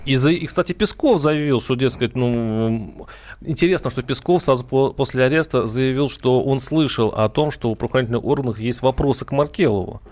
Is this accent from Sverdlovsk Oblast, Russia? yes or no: no; Saransk, Mordovia, Russia; moved away; я сам вырос в Мордовии, город Саранск